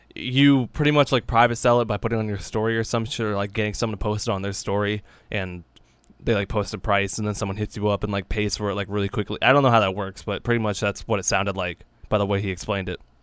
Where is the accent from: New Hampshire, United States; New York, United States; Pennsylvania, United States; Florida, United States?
New Hampshire, United States; we're from New Hampshire.